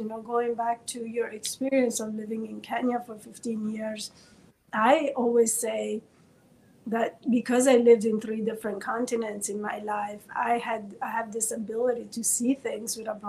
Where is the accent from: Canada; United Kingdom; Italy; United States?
Italy; moved away as an adult; my values growing up in Italy